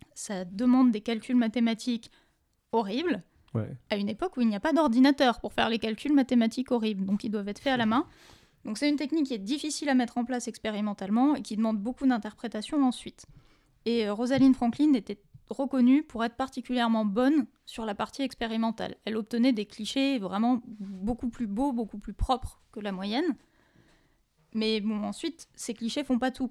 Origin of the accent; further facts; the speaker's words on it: France; on peut se, glorifier un peu de ça en tant que Français